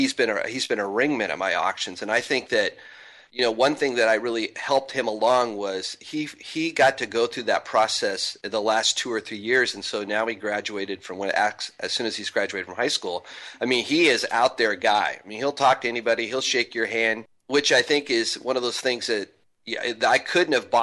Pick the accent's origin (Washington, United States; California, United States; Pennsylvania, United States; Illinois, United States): Washington, United States; Spokane; moved away; I'm from Spokane originally